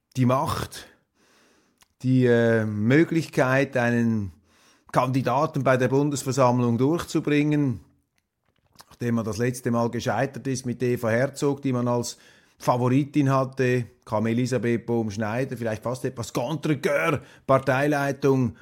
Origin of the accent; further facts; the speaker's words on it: Switzerland; wir sowieso als Schweizer ja ein versöhnliches Wesen haben